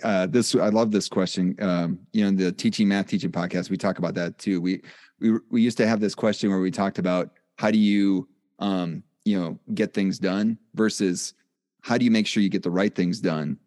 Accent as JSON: {"language": "English", "region": "Wisconsin", "country": "United States", "said": "I'm from Wisconsin."}